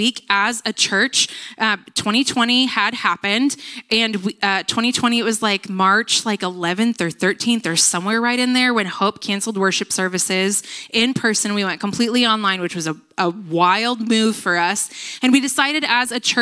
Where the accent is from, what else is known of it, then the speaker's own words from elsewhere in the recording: United States; I grew up in Nevada